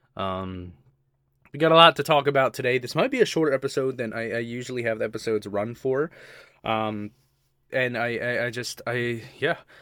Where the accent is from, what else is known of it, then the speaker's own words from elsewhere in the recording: Baltimore, Maryland, United States; moved away; also born or lived in Philadelphia; I was born and raised in, uh, Baltimore